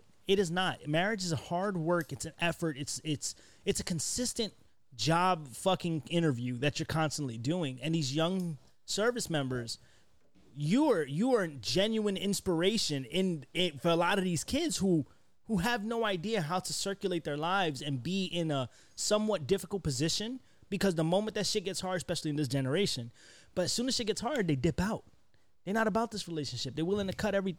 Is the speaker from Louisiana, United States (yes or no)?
no; New York, United States; where I come from, I come from New York. I'm from the hood